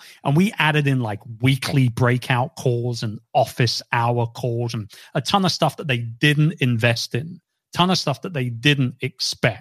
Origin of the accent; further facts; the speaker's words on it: London, United Kingdom; my hometown